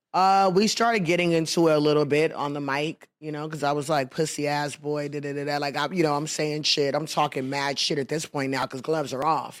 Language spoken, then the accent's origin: English; Houston, Texas, United States; I'm from Houston, Texas